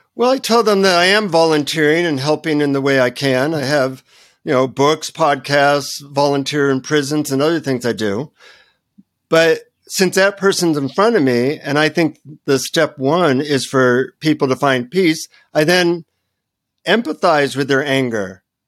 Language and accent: English; United States; from the United States